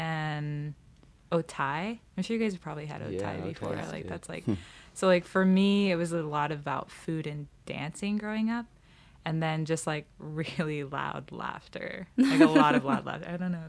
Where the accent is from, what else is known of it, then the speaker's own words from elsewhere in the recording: Montana, United States; also born or lived in Nevada / California; I am from Nevada, but we grew up Montana, California area.